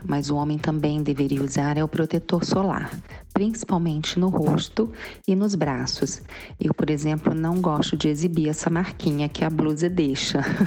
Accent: Cantagalo, Brazil; eu sou de Cantagalo

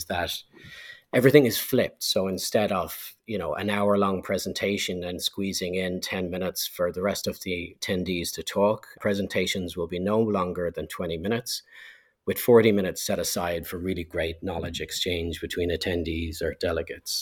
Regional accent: Ireland; being Irish

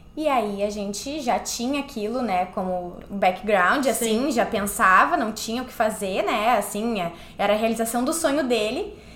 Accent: Porto Alegre, Rio Grande do Sul, Brazil; moved away as an adult; now in New York, United States; eu sou do Sul, sou de Porto Alegre, Rio Grande do Sul

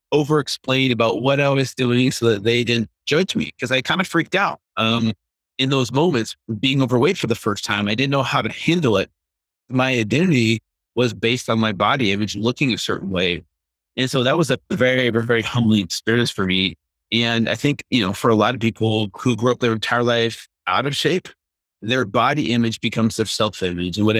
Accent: United States; we grew up with here in America in the 70s and 80s

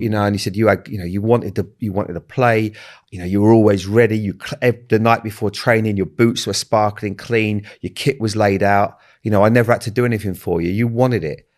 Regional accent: Bournemouth, South West England, United Kingdom; I grew up in Bournemouth

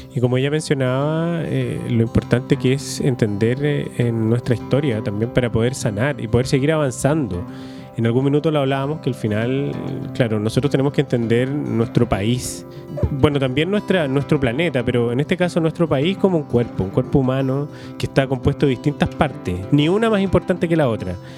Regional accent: Chile; nosotros, los que somos chilenos

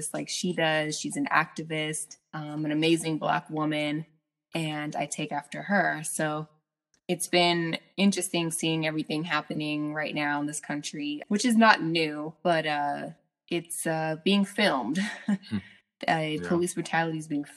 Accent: Chula Vista, California, United States; also born or lived in Los Angeles, California; now in Sacramento, United States; I was born and raised in San Diego, California, Southern California

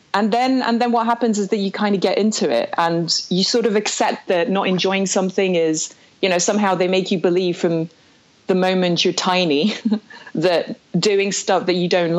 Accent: Belgium; also born or lived in South Africa / France; I was born in Belgium, actually. I'm half British, half Belgian, as you know.

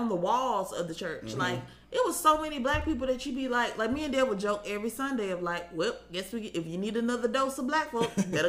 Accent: Huntsville, Alabama, United States; I was born and raised in Huntsville. I went to college in Huntsville.

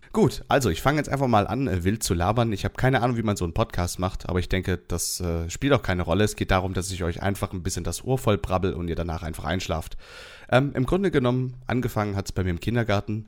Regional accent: Southern Germany, Germany; Ich komme aus dem Süden von Deutschland

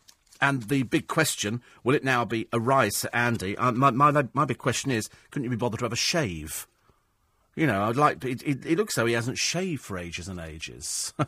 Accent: England, United Kingdom; My stated nationality varies. I'm English for rugby, British for Olympic tennis and the Legion, and European to enrage my husband.

